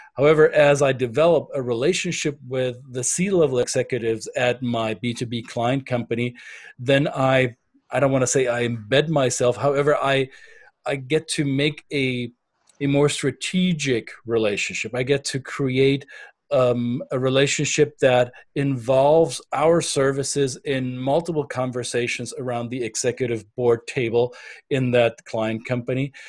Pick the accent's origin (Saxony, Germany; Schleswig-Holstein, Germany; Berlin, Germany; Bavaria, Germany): Bavaria, Germany; first language German; English is a second language; now in United States; I'm German by passport, I'm um, American by choice, and I am a Bavarian at heart.